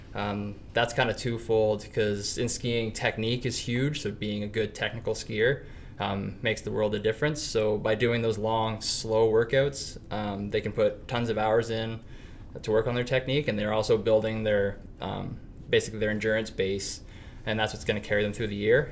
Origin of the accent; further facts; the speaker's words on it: Penetanguishene, Ontario, Canada; now in North Bay, Canada; I grew up in Penetang, Ontario, southern Ontario, on Georgian Bay